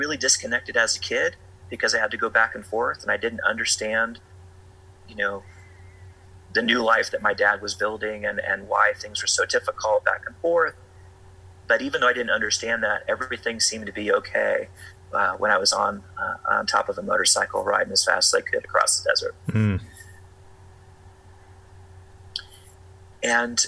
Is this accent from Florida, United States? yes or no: no; Tulsa, Oklahoma, United States; also born or lived in Southern California; now in Cortez, United States; I grew up in Tulsa, Oklahoma